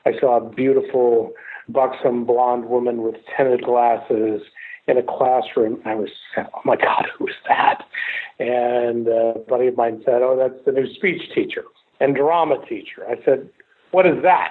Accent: Memphis, Tennessee, United States; I grew up in Memphis, Tennessee, and my mother lived in California. I lived in Memphis for the majority of my childhood with my grandparents, and I graduated from high school in Memphis

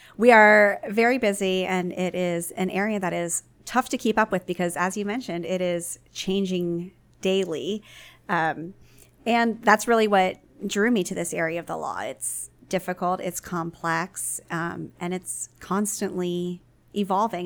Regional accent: Baltimore, Maryland, United States; my hometown paper, the Baltimore Sun

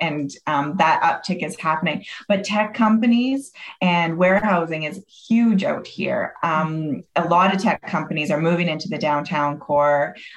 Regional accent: Calgary, Alberta, Canada; moved away; also born or lived in British Columbia; I was born in Calgary, moved away for 20 years and then came back to Calgary.

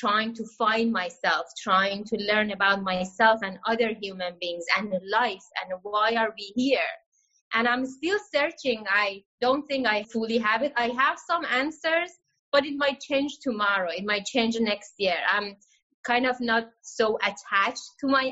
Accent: Iran; moved away; growing up in Iran

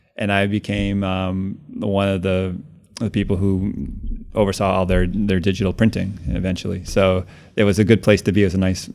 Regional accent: Cambridge, Massachusetts, United States; moved away as an adult; also born or lived in Connecticut; now in Brooklyn, United States; I grew up actually in Cambridge, Mass, and lived there my whole life until college, and then after oh. college moved to New York

